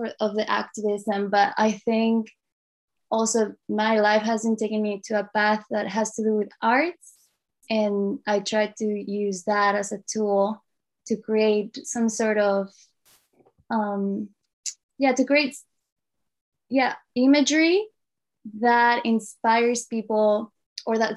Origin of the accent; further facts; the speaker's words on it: Mexico; now in Tofino, Canada; right now living on the Tlaquepaque First Nation territories, most commonly known as Tofino on Vancouver Island, Canada, but I'm originally from Mexico